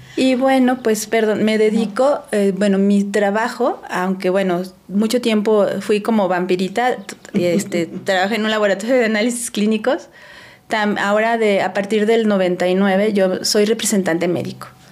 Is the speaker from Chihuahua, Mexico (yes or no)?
no; Puebla, Mexico; moved away as an adult; also born or lived in Mexico City / Celaya; now in Aguascalientes, Mexico; crecí prácticamente 30 años de mi vida, viví en Puebla pero aunque nací en la Ciudad de México como ustedes